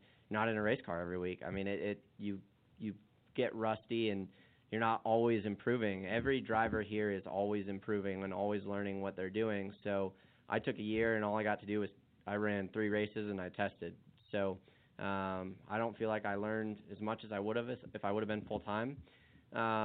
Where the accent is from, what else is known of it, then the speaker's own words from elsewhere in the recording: Arizona, United States; growing up in Arizona